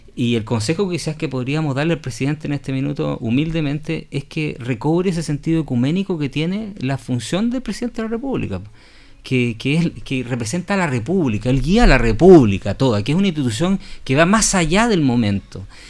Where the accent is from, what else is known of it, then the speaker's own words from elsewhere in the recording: Chile; todos nosotros los chilenos y quienes habitamos este país